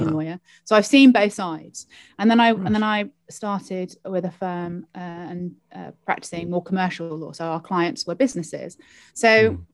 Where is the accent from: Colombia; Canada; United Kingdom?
United Kingdom; London; moved away as an adult; also born or lived in Cardiff, Wales; now in Wales, United Kingdom; I am a Londoner originally, and I came to Cardiff to go to university to study law